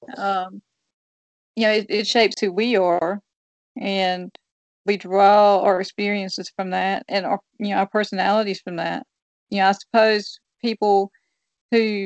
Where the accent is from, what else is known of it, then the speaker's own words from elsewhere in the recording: New Bern, North Carolina, United States; my hometown in New Bern